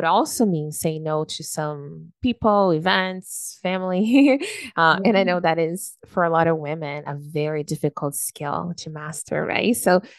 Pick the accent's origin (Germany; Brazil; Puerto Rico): Brazil; now in Canada; we're from Brazil